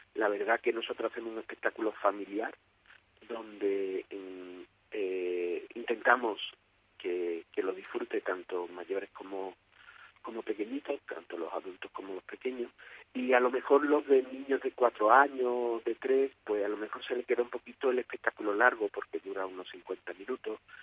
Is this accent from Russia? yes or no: no; Écija, Andalusia, Spain; somos de Ésica, originarios de, la compañía de aquí de Ésica, aquí en la Ciudad del Sol